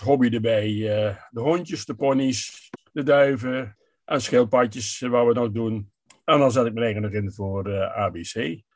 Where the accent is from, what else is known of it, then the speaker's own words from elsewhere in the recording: Hulhuizen, Gelderland, Netherlands; ik kom uit eh, Hulhuizen, dat is een buurtschap eh, van de gemeente Gent aan de gemeente Lingerwaard.